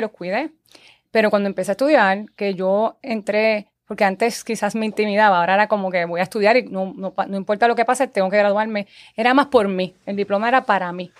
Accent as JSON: {"language": "Spanish", "town": "Guaynabo", "country": "Puerto Rico", "tie": "born or raised there", "also_born_or_lived": "Santurce", "said": "yo nací en Santurce, me he criado en Guaynabo, llevo 38 años, 35 años viviendo en Guaynabo"}